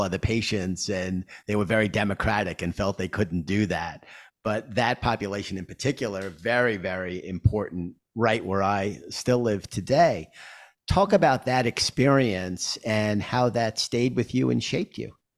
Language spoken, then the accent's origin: English; New York, United States; I grew up in Queens